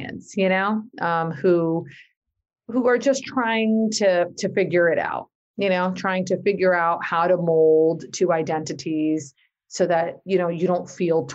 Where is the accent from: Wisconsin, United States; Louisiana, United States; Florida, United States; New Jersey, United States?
New Jersey, United States; my parents are from Pakistan and I was born and raised in North Jersey